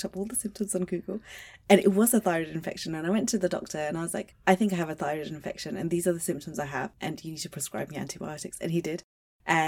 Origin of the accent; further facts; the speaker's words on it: Luton, East of England, United Kingdom; I'm from Luton